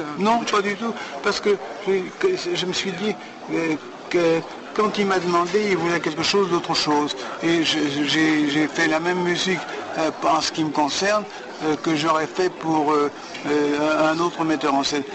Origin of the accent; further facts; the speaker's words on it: France; moved away; en tant que Français